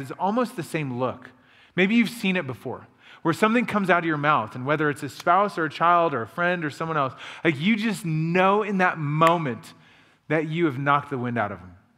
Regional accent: Illinois, United States; moved away as an adult; now in Rhode Island, United States; Josh and I grew up together in Illinois

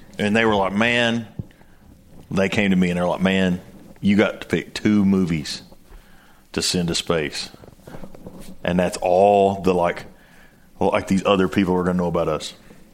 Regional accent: Tennessee, United States; I am the director at Night Vision Precision Tritium. I'm from Tennessee.

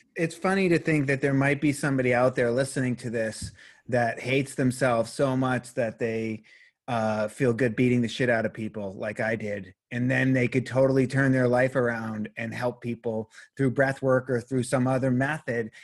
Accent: Boston, Massachusetts, United States; I was raised Catholic in Boston, Massachusetts

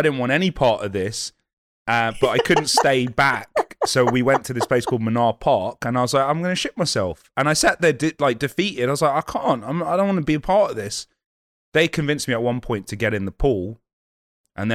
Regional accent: United Kingdom; I don't want to eat any foreign muck. So I'm super British like that.

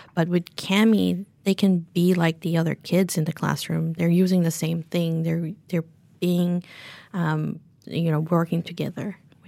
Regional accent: New Zealand; tell everyone that we're from New Zealand. We bring in some Whitaker's chocolate

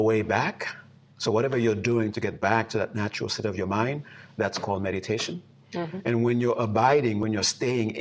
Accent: Haiti; now in United States; growing up in Haiti

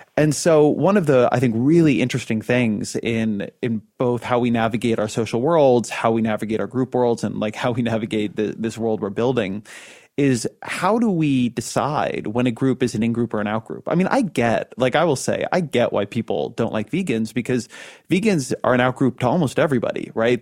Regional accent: California, United States; I'm a Californian

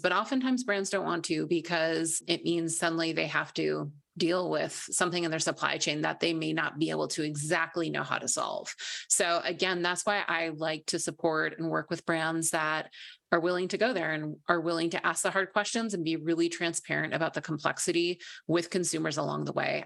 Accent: Minnesota, United States; I grew up in Minnesota, I'm a Midwestern girl

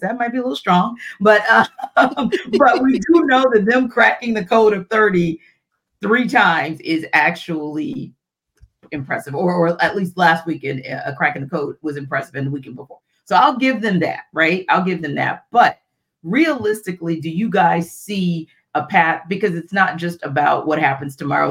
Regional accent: New Orleans, Louisiana, United States; my hometown

